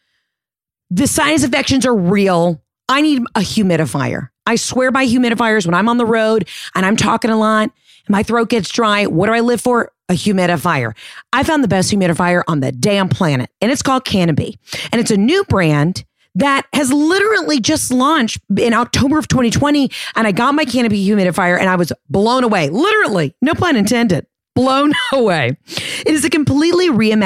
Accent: the South, United States; I'm from the South

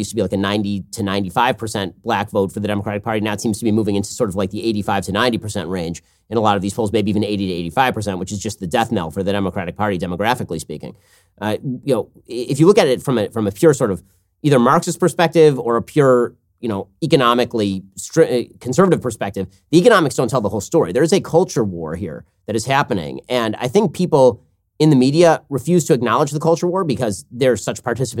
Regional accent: New York, United States; And look at me, I'm a New Yorker.

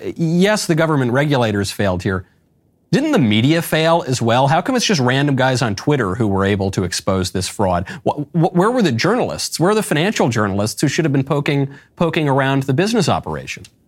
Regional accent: New York, United States; a New Yorker

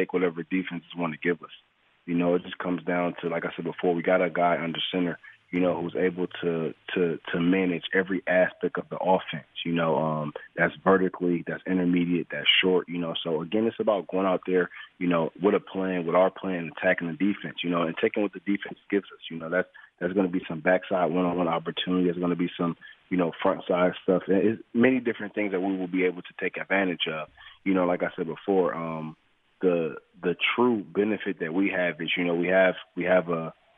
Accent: Detroit, Michigan, United States; moved away as an adult; now in Los Angeles, United States; me growing up in Detroit

